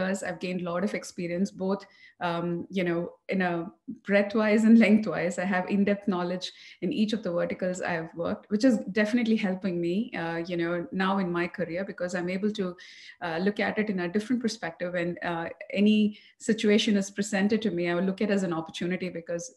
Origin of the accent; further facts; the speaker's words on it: Coimbatore, Tamil Nadu, India; moved away as an adult; also born or lived in New Orleans, United States / Columbus, Ohio, United States; now in Dallas, United States; I'm born and raised in Tamil Nadu, Coimbatore.